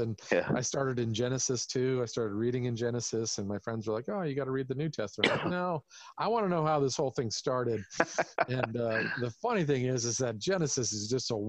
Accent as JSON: {"language": "English", "region": "California", "country": "United States", "tie": "born or raised there", "said": "I grew up in California like you"}